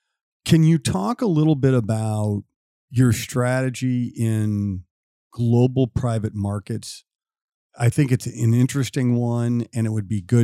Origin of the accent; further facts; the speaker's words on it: Missouri, United States; now in Chicago, United States; Growing up in Missouri